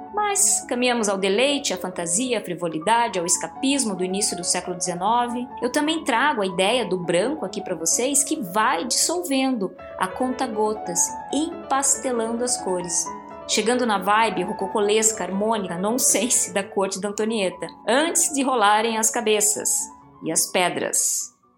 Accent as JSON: {"language": "Portuguese", "town": "Santo André", "region": "São Paulo", "country": "Brazil", "said": "Eu sou de Santo André, do ABC"}